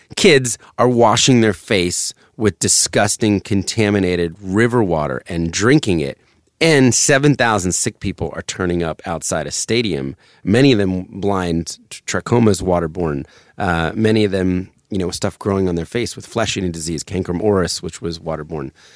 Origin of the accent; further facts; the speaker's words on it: suburbs of New Jersey, United States; also born or lived in Philadelphia, Pennsylvania; I was born in Center City, Philadelphia. And then we moved to the suburbs of Jersey to get closer to his work